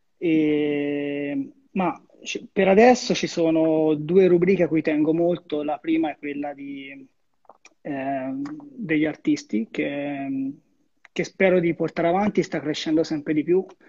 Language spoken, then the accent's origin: Italian; Arezzo, Tuscany, Italy; un mio caro amico della mia città